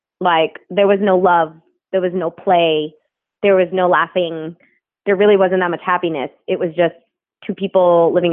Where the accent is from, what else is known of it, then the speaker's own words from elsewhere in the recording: New Jersey, United States; I grew up in New Jersey